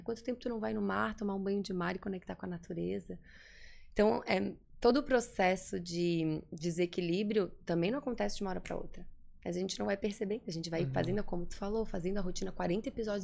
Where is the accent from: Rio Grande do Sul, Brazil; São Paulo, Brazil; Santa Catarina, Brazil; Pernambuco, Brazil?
Santa Catarina, Brazil; Florianópolis; also born or lived in New Jersey, United States; Aqui em Floripa, nasci em Floripa, sou daqui.